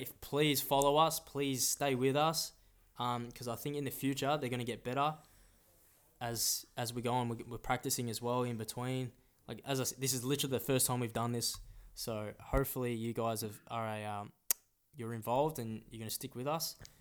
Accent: Melbourne, Victoria, Australia; we're born in Australia

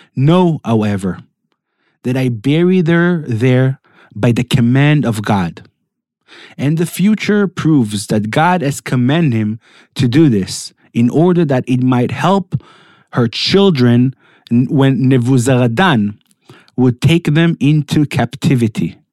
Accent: Netanya, Central District, Israel; I was raised in Netanya, not in Samaria

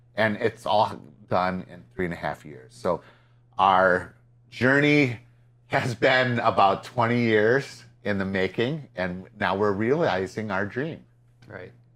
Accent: Peru, Illinois, United States; Peru, my hometown

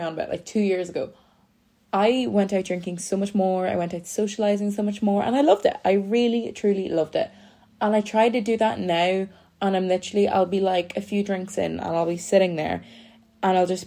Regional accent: Ireland; I'm from Ireland. If you don't know me, I'm Irish.

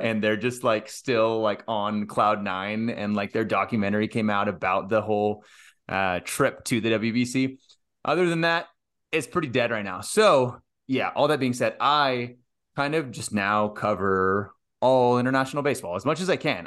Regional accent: United States; I'm in the U S, I'm an American

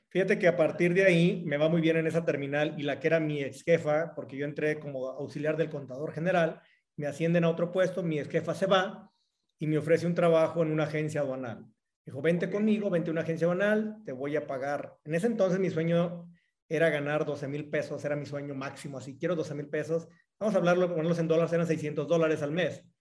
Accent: Cihuatlán, Jalisco, Mexico; moved away as an adult; now in Querétaro, Mexico; Soy de Jalisco, eh, de un pueblo que se llama Cihuatlán, Jalisco

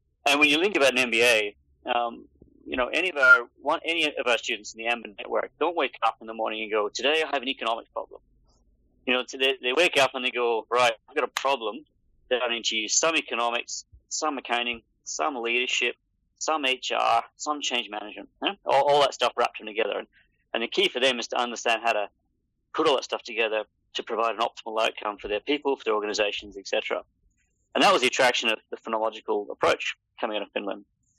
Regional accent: Papua New Guinea; also born or lived in United Kingdom / Australia; I'm originally from the UK, although I lived like the majority of my life in this part of the world. I grew up in Papua New Guinea and I went to university and school in Australia

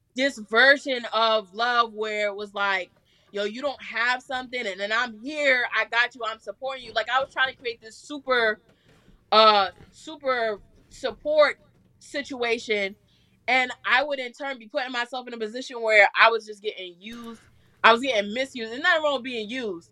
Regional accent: New York City, New York, United States; now in Georgia, United States; I'm from Staten Island, New York

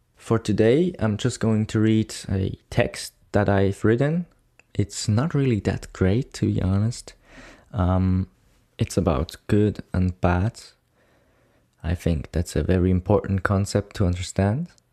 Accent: Bern, Switzerland; I'm coming from Switzerland, more specifically Bern, which is the capital city of Switzerland.

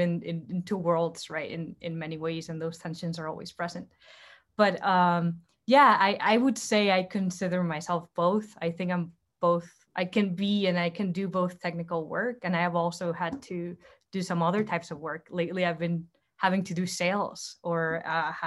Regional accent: Heredia, Costa Rica; moved away as an adult; now in United States; I'm originally from Heredia in Costa Rica, Central America.

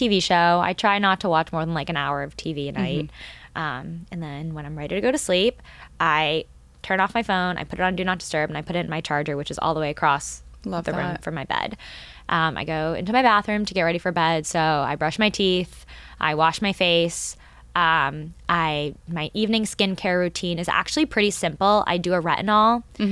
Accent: Boston, Massachusetts, United States; I grew up in Boston

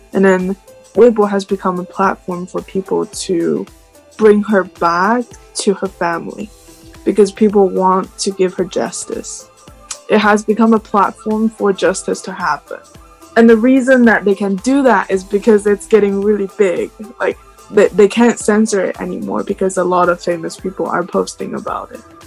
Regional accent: China; moved away as an adult; also born or lived in Suzhou, China; now in United States; I am Chinese and I am not American. I'm just living in the States

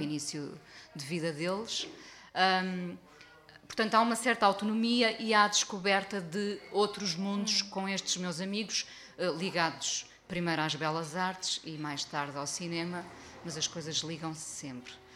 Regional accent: Mindelo, Norte, Portugal; na aldeia onde cresci em Mindelo

